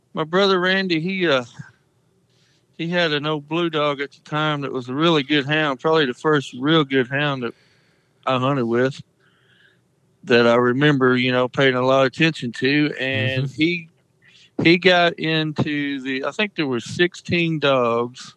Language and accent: English; Sikeston, Missouri, United States; I've lived here all my life.